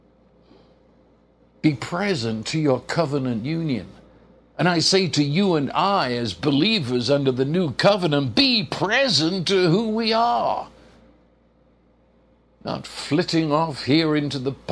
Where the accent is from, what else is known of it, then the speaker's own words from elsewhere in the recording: England, United Kingdom; When I was in school in England